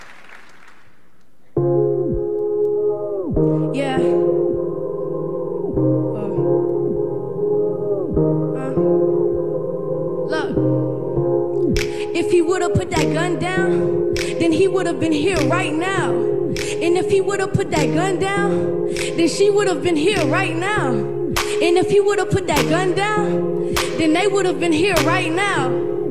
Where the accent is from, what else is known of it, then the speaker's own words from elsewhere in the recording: Savannah, Georgia, United States; I'm from Savannah, Georgia